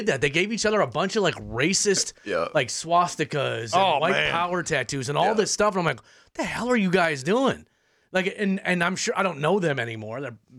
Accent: Minneapolis, Minnesota, United States; I grew up in North Minneapolis.

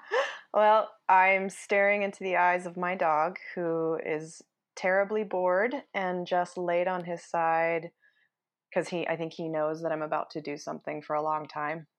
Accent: Utah, United States; moved away as an adult; And I grew up in Utah and haven't didn't spend much of my adult life here, so now that I'm back

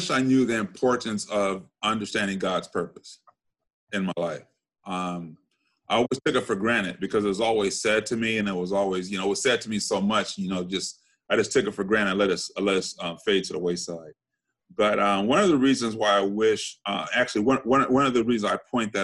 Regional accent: Compton, California, United States; I grew up in Compton, went to grade school, Catholic school, high school, Catholic school

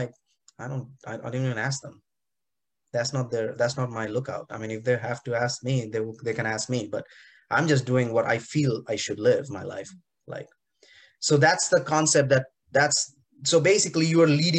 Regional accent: India; moved away; growing up in India in the 80s and 90s

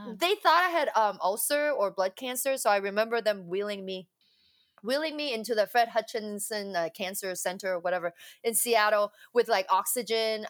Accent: Hong Kong; I was born in Hong Kong. Um, yeah, from Hong Kong, and then um, I went to an all girls Catholic school

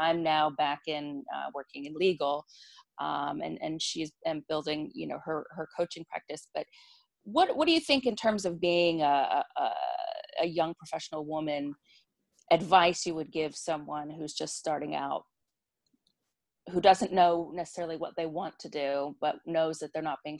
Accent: United States; also born or lived in Europe; even though we're both American.

